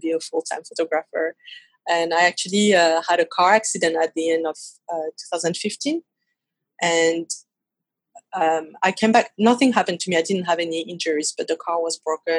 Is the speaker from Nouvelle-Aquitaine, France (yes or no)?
no; Paris, Île-de-France, France; accent: French; English is a second language; So I was born and raised in Paris